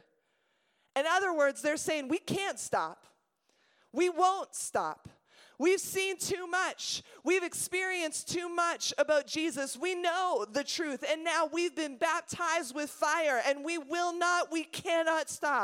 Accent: Montreal, Quebec, Canada; I was born in Montreal

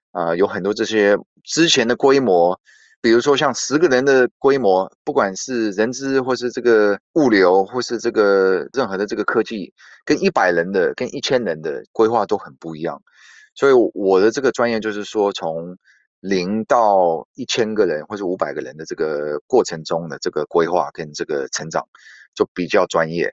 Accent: United States; moved away as an adult; now in Taiwan; 我是美国出生长大的

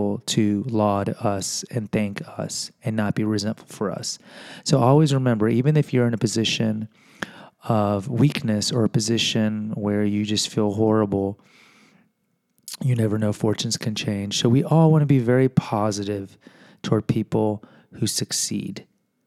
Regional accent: Houston, Texas, United States; I am from Houston

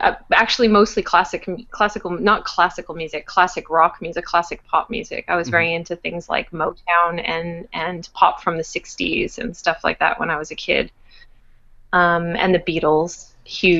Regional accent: Winnipeg, Manitoba, Canada; moved away as an adult; also born or lived in Montreal; When I was growing up in Winnipeg

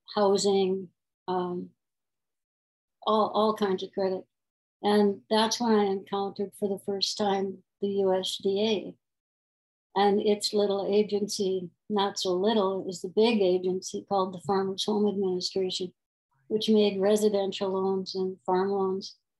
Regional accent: North Dakota, United States; I was born in North Dakota

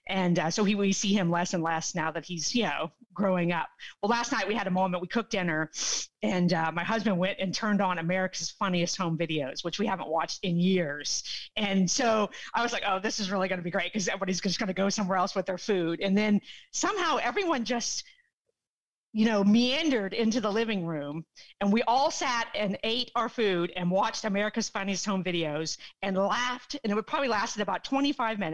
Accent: Texas, United States; I am from Texas

